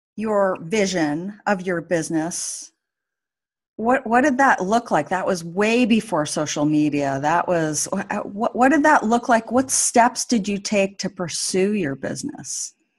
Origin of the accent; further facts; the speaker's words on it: Anchorage, Alaska, United States; in Anchorage in my in my hometown